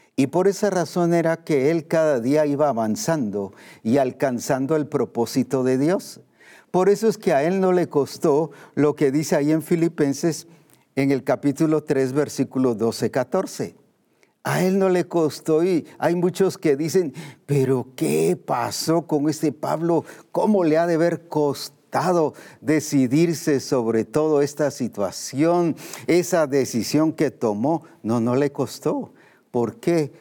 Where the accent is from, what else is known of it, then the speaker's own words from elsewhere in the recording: Guatemala; como decimos aquí en Guatemala